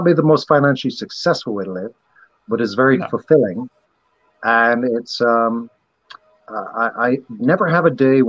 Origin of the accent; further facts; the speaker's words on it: Barbados; I was raised in Barbados in their education system, which is kind of like England's education system 60 years ago.